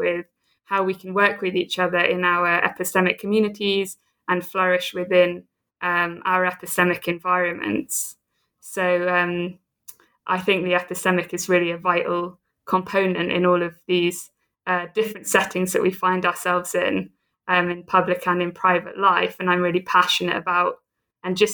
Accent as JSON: {"language": "English", "town": "Southampton", "region": "South East England", "country": "United Kingdom", "also_born_or_lived": "United States / Oxford", "moved": "yes", "lives_now": "Edinburgh, United Kingdom", "said": "I'm a Brit. I'm from the south coast of England, from Southampton."}